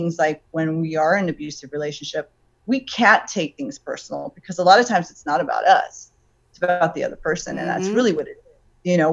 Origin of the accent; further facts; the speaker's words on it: Los Angeles, California, United States; now in Ventura County, United States; I originally am from Los Angeles. I was born in Los Angeles. But I live in Ventura County.